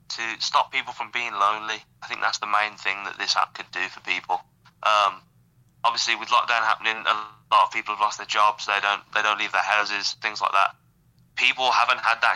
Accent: outside Birmingham, West Midlands, United Kingdom; I'm from the Midlands, Birmingham way-ish, sort of. Outside of Birmingham

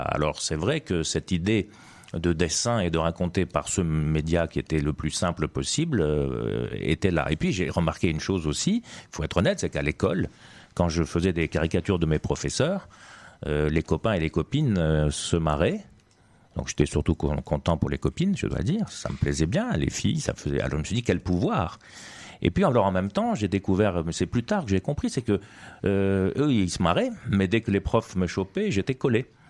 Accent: Tunisia; moved away as an adult; Je suis né effectivement en Tunisie

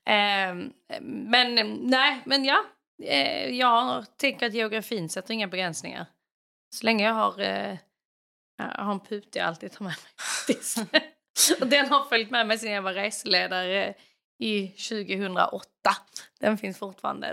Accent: Kvärlöv, Skåne, Sweden; moved away as an adult; now in Norway; jag kommer från Kvärlöv i Skåne utanför en stad eller by som heter Landskrona. uppvuxen på landet med mamma, pappa och en lilla syster.

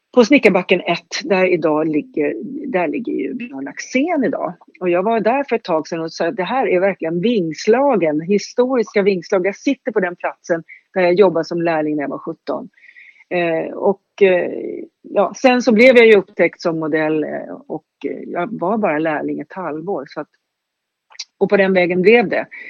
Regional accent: Stockholm, Stockholm County, Sweden; jag är född i Högdalen, uppväxt i Högdalen

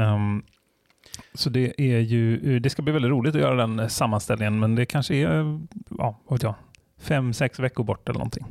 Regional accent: Bohuslän, Västra Götaland, Sweden; jag är från Bohuslän och öarna där folk iar och sånt

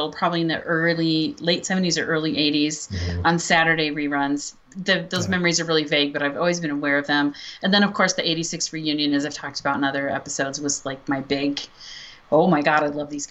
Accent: the Bible Belt, United States; I grew up in the Bible Belt

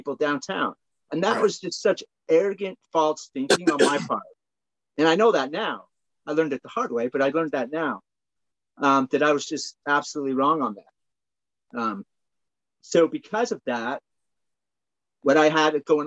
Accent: just south of Salt Lake City, Utah, United States; I'm from Utah. I grew up, just south of Salt Lake City here.

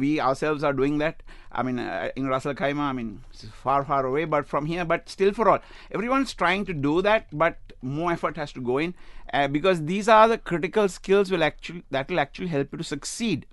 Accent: Sri Lanka; now in United Arab Emirates; I come from Sri Lanka

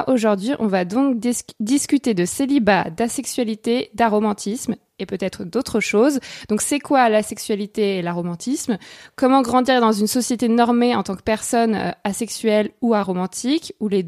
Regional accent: Paris, Île-de-France, France; je suis parisienne.

